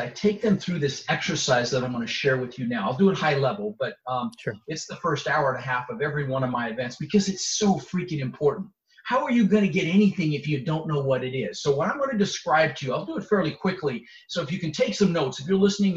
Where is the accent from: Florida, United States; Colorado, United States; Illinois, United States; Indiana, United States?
Colorado, United States; Denver; also born or lived in Netherlands; So I immigrated to this country when I was 6 years old. I was born in Holland in the Netherlands, and I immigrated with my mother, Zvancha, my brother, Albert, and we ended up in Denver, Colorado, where I lived for 30 years